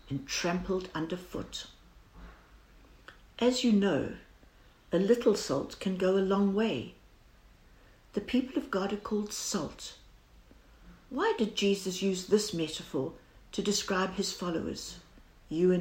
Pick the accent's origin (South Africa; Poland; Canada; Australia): South Africa; As every South African will know